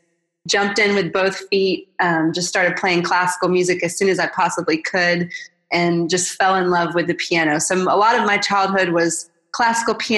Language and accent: English; Atlanta, Georgia, United States; I'm originally from Atlanta, and I grew up in a really sweet family